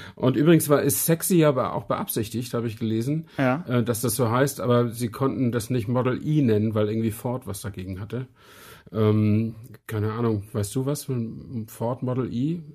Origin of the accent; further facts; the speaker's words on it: Brandenburg, Germany; kleiner Mensch aus Brandenburg